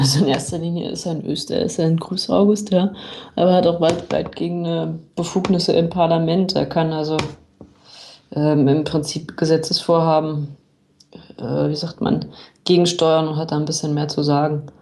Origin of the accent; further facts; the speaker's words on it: Berlin, Germany; moved away as an adult; now in Munich, Germany; meine Heimatstadt Berlin